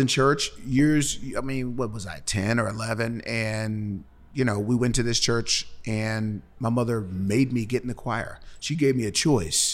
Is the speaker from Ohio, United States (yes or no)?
yes; Cincinnati, Ohio, United States; moved away as an adult; now in Nashville, United States; I'm from Cincinnati